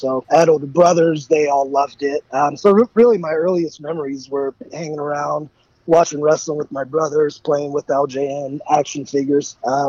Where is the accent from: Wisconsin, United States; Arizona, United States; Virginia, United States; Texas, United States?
Virginia, United States; Richmond; also born or lived in New York; I grew up in Richmond, Virginia. I was originally born in New York, but I grew up in Richmond, Virginia